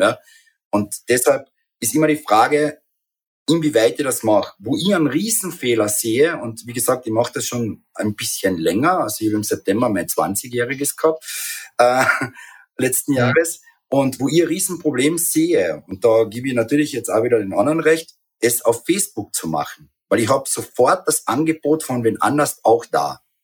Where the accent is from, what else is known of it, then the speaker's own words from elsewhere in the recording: Carinthia, Austria; bei uns in Kärnten